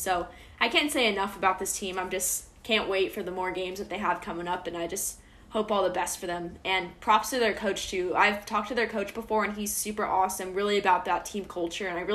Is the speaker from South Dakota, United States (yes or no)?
no; San Diego, California, United States; moved away as an adult; now in Los Angeles, United States; I'm a sophomore from San Diego